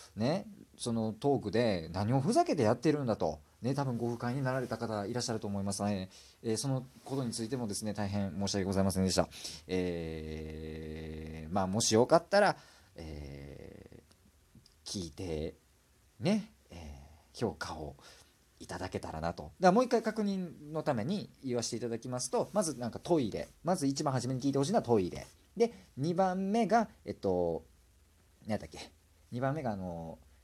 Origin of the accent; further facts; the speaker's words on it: Kansai, Japan; accent: Kansai dialect; すごい関西弁が出てしまってるんですけどもね